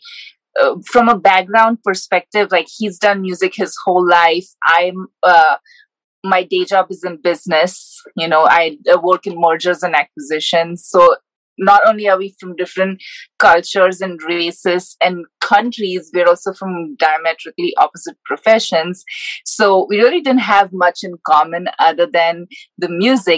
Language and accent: English; India; moved away as an adult; also born or lived in Georgia, United States; now in Decatur, United States; I grew up in India